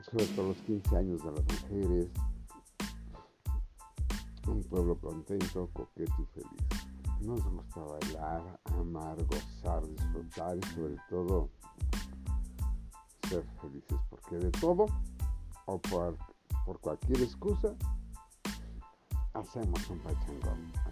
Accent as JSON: {"language": "Spanish", "country": "Mexico", "said": "me gustaría mucho hablar de mi pueblo mexicano"}